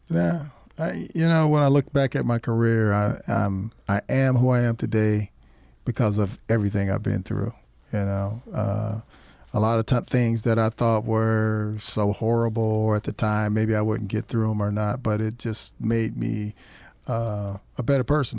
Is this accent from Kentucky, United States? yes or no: yes; Kentucky, United States; now in Tucson, United States; I'm from Kentucky